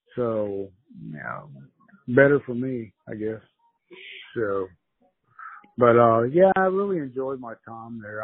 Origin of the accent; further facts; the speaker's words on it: United States; also born or lived in Mexico; I'm an American